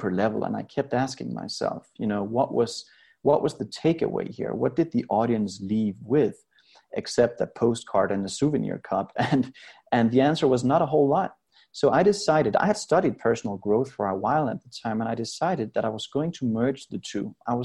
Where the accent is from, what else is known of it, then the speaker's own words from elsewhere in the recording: Denmark; moved away as an adult; now in Las Vegas, United States; I grew up in Denmark in Europe and had a very happy childhood.